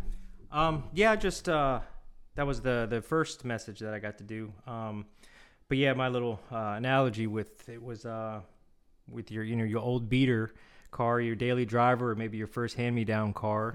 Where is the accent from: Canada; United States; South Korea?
South Korea; Seoul; was born in Seoul